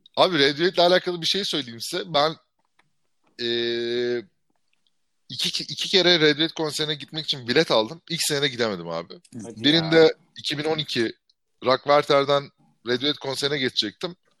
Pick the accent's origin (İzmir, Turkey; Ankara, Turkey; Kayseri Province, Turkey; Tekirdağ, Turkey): İzmir, Turkey; moved away as an adult; ben 18 yaşında 2002'de İzmir'den çıktığımda